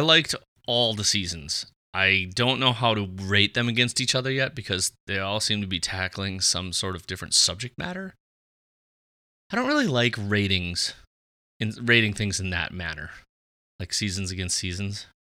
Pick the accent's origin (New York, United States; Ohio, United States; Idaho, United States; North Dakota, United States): North Dakota, United States; Fargo; We are both from Fargo